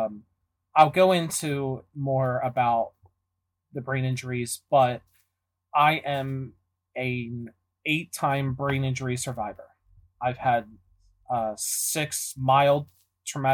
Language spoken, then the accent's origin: English; Philadelphia, Pennsylvania, United States; I'm born and raised in Philadelphia